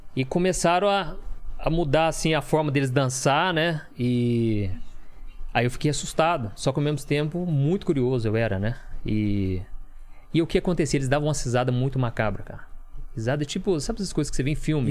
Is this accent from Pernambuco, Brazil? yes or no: no; São Sebastião do Paraíso, Minas Gerais, Brazil; moved away as an adult; also born or lived in Belo Horizonte; eu sou de São Sebastião do Paraíso, que é Minas Gerais